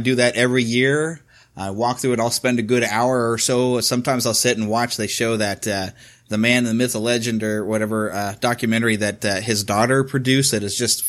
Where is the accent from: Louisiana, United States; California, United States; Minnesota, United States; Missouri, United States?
Missouri, United States; Kansas City; here in my hometown, Kansas City.